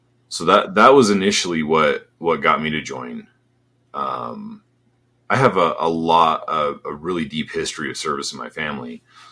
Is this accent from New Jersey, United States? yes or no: no; Colorado, United States; moved away as an adult; I grew up in a really small town in Colorado